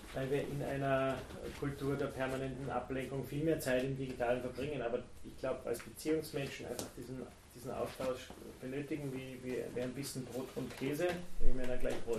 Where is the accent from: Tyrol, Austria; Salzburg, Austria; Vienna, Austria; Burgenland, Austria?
Salzburg, Austria; Tennengau; einen ganz kleinen Ort im, im, im Tennengau